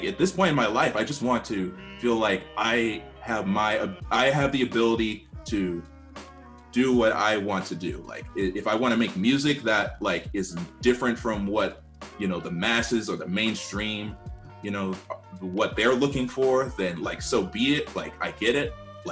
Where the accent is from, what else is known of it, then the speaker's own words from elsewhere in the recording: United States; I'm African American